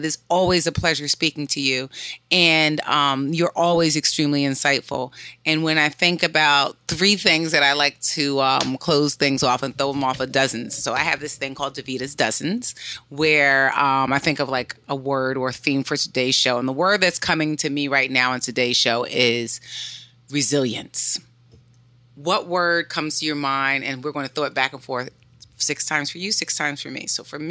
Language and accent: English; Philadelphia, Pennsylvania, United States; I'm from Philly.